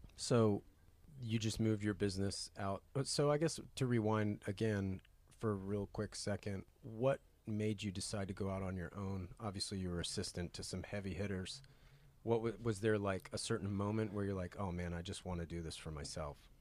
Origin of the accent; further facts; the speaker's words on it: North Carolina, United States; growing up in North Carolina